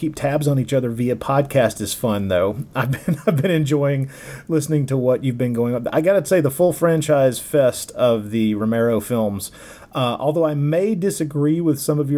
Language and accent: English; Tennessee and Alabama, the South, United States; accent: Southern drawl; I grew up in the South, in Tennessee and Alabama